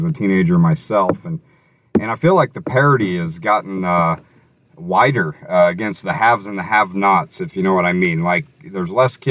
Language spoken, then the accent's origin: English; Illinois, United States; now in Iowa, United States; back in my home state of Illinois